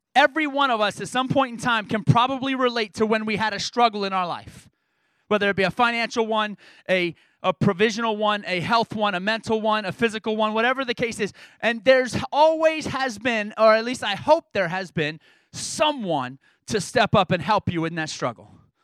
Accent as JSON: {"language": "English", "region": "New York", "country": "United States", "tie": "born or raised there", "said": "I grew, I grew up in New York as my high school growing up"}